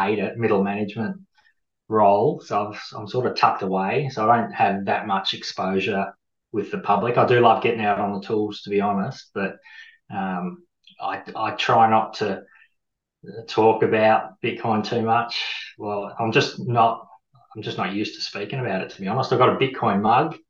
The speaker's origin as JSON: {"language": "English", "area": "Gippsland", "region": "Victoria", "country": "Australia", "tie": "born or raised there", "also_born_or_lived": "Melbourne, Australia / Switzerland / United Kingdom / Tasmania, Australia", "said": "country boy, born and bred in Gippsland down here"}